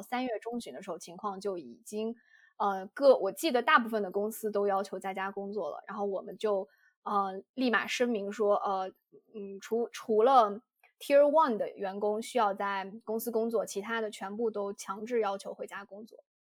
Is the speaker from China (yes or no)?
yes; Yunnan, China; now in United States; 而且我作为一个云南人，不不让我吃米线，简直要了我的命